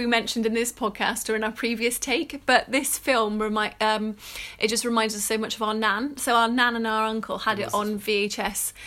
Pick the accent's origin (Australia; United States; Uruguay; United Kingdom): United Kingdom; England; we're English